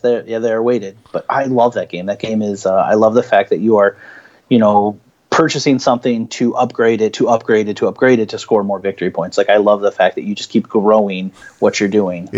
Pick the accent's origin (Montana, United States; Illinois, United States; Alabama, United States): Illinois, United States; Peoria; I'm from Peoria, Illinois